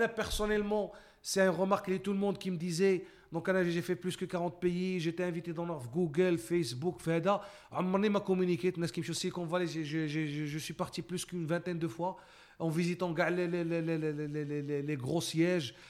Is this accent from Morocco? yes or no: yes; Morocco; moved away as an adult; also born or lived in Canada; en tant que Marocain